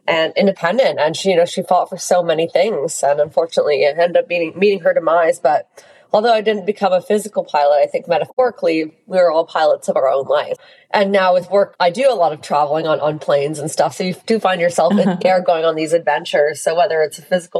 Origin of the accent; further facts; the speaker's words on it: Hamilton, Ontario, Canada; I grew up in Hamilton, Ontario.